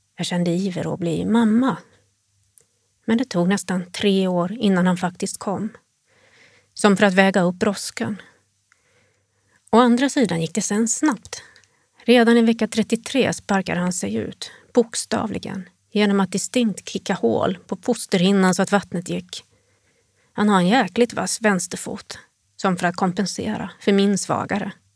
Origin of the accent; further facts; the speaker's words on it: Sweden; moved away as an adult; now in Jyväskylä, Finland; jag kommer från Sverige